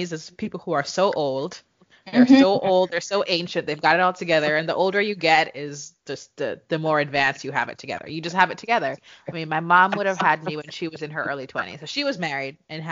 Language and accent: English; Jamaica; moved away as an adult; now in United States; growing up in Jamaica where we both grew up